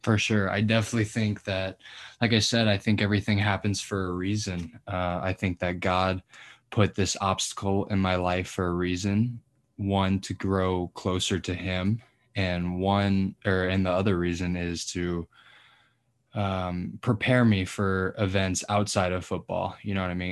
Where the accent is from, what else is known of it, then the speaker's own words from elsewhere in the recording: Colorado, United States; moved away as an adult; now in Nebraska, United States; I'm from Colorado originally.